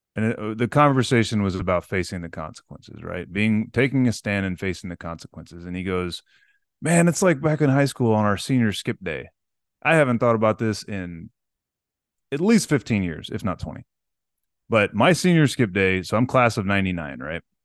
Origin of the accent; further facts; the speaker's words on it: Corpus Christi, Texas, United States; I grew up in Corpus